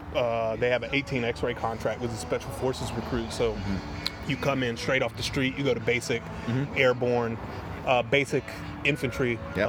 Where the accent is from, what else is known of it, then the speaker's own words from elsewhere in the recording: Wilmington, North Carolina, United States; also born or lived in Binghamton, New York; I grew up in Wilmington, North Carolina